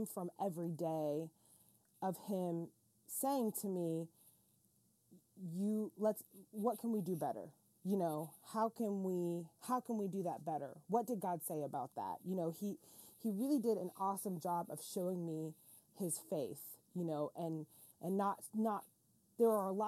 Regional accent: Florida, United States; It's so funny because I grew up in a really small town, and the funny part is my dad was a pastor and a cowboy

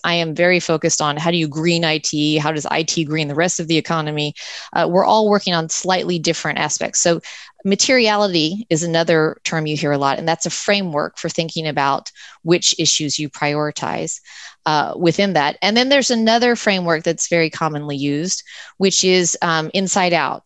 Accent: United States; I'm an American

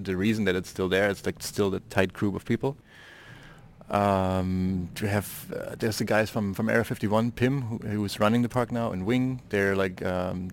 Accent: Dresden, Saxony, Germany; my hometown, Dresden, which is in the east of Germany

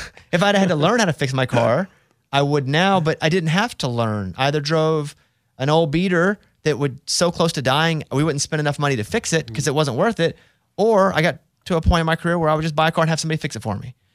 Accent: Arkansas, United States; moved away; I grew up from in Arkansas

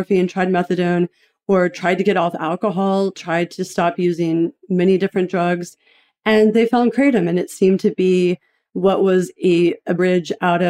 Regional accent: Knoxville, Tennessee, United States; I grew up in a fairly averagely dysfunctional, eccentric house. I'm from Knoxville, Tennessee

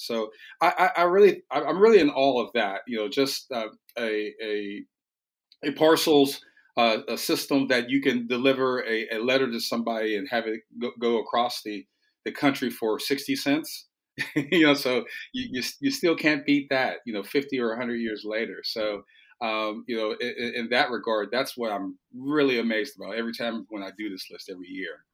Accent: United States; as an American

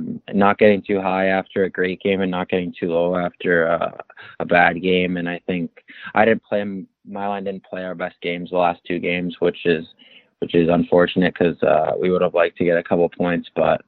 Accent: Glenwood, Maryland, United States; also born or lived in Ajax, Canada / Toronto, Canada; So I was born in Ajax, Ontario. So I was born in Canada, but I ended up moving to Glenwood when I was around 11 and played for a couple teams in the U.S., like Team Maryland's one of them.

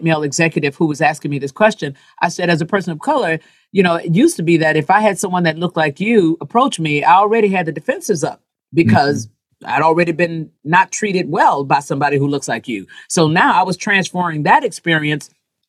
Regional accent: the South, United States; as a Black woman growing up in the South

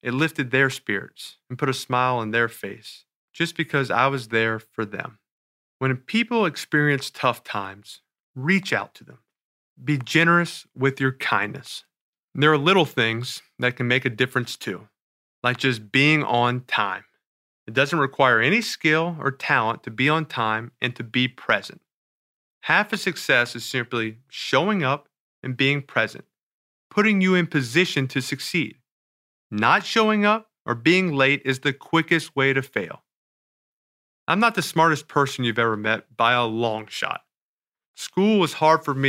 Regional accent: New Orleans, Louisiana, United States; In New Orleans, my hometown

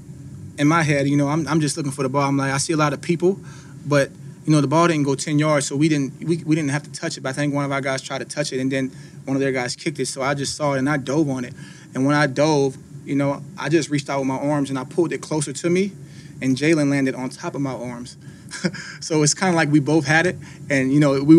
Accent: New Orleans, Louisiana, United States; moved away; I'm from New Orleans

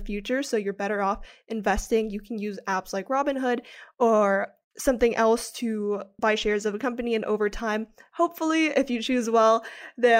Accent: Philippines; moved away as an adult; now in United States; I am an international student. I grew up in the Philippines

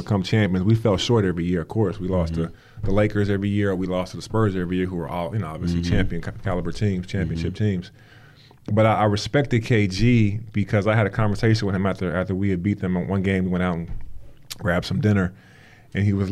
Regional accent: Alaska, United States; I'm from Alaska, so I ate salmon all the time

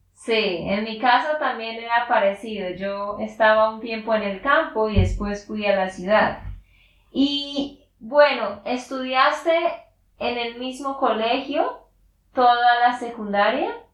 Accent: Santander, Colombia; de Santander, Colombia

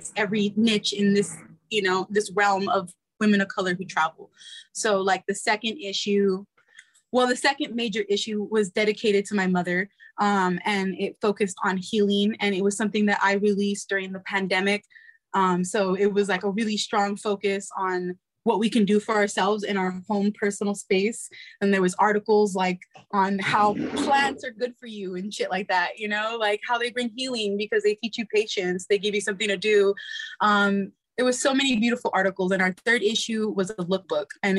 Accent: United States; I'm born American citizen here. My mother came, I'm first generation

